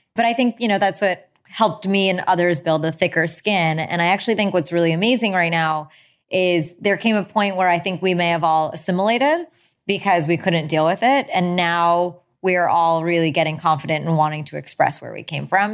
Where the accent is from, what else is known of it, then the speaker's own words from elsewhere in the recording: United States; my parents immigrated here in the seventies. And I grew up in a town that actually didn't have many Indian people